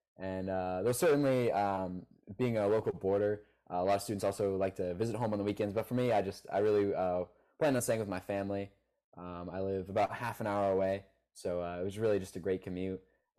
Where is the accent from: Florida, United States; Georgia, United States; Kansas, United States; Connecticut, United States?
Connecticut, United States; Farmington; I'm obviously a day student from Farmington, Connecticut.